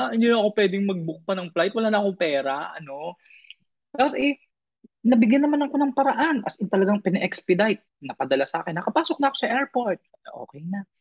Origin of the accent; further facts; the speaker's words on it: Philippines; moved away as an adult; also born or lived in Iligan; now in Thailand; alam niyang Pinoy ako.